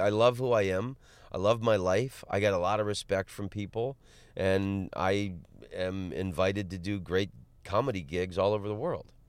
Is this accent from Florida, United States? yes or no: yes; Orlando, Florida, United States; moved away; also born or lived in Los Angeles; I'm from Orlando. I grew up in Orlando